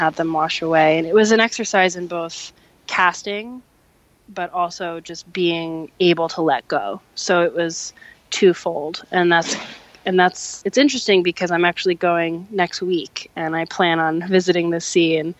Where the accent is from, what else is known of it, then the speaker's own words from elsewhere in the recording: New Jersey, United States; I was raised in New Jersey